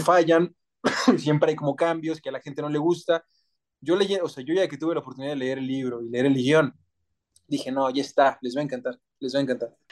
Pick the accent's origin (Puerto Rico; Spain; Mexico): Mexico; soy 100% mexicano, más mexicano que el nopal